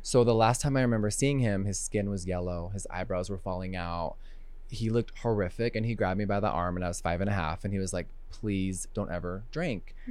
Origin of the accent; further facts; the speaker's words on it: Huntington Beach, California, United States; moved away as an adult; also born or lived in Los Angeles; now in Wyoming, United States; I'm from Huntington Beach, seven one four